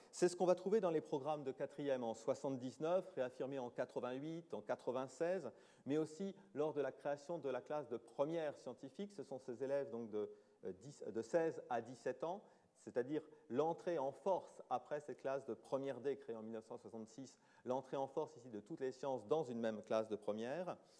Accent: France; chez nous en France

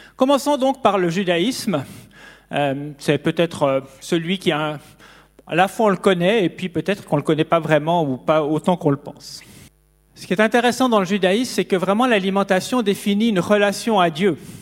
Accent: near Neuchâtel, Switzerland; j'ai grandi près de Neuchâtel

